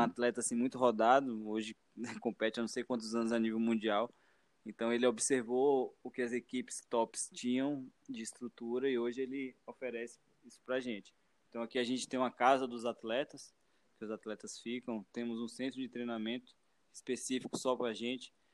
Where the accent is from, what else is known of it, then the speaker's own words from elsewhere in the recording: Vale do Capão, Chapada Diamantina, Bahia, Brazil; eu sou do interior, eu sou do Vale do Capão, na Chapada Diamantina, na Bahia, e lá não tinha ônibus